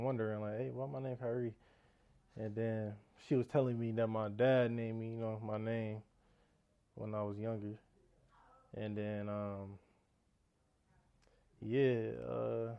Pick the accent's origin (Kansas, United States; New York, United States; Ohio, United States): Ohio, United States; Warrensville Heights; I'm from Warren, like, I was raised in Warrensville